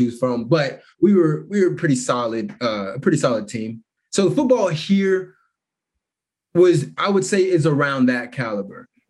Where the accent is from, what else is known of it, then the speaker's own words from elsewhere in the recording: Kansas City, Missouri, United States; also born or lived in Shawnee Mission, Kansas; I was born in Kansas, but yeah, raised in Missouri, Kansas City.